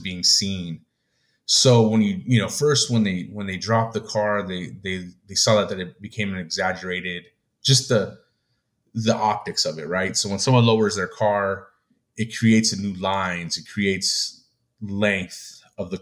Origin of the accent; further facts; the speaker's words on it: United States; me, myself, as, you know, as Mexican American Chicano